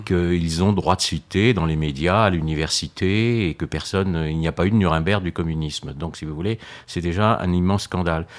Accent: France; je suis né en France

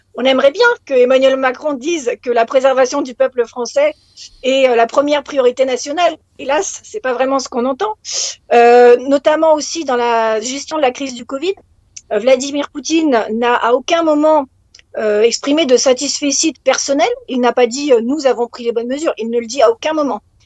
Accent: France; en tant que française

